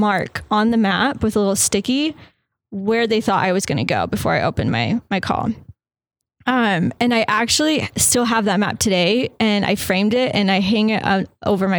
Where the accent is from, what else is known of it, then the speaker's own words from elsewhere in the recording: Gilbert, Arizona, United States; moved away as an adult; also born or lived in Orange County, California / Texas; growing up in Gilbert, I feel like I was definitely surrounded by the LDS culture